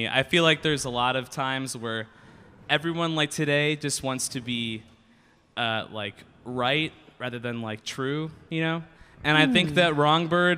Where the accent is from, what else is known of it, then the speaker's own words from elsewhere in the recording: Chicago, Illinois, United States; I'm from Chicago, like around Chicago